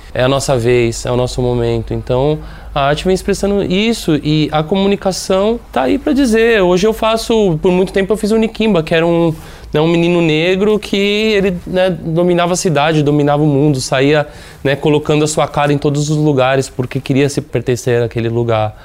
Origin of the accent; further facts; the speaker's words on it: São Paulo, Brazil; São Paulo, né? principalmente de onde, eu, de onde eu venho, de onde eu moro